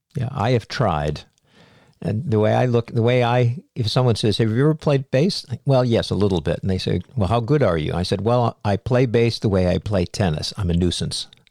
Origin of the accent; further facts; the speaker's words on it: Cape Cod, Massachusetts, United States; I grew up on Cape Cod, Massachusetts